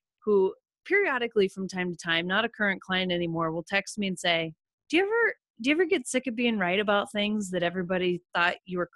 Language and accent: English; Western South Dakota, United States; moved away as an adult; also born or lived in Omaha, Nebraska; I grew up in Western South Dakota on a cattle ranch.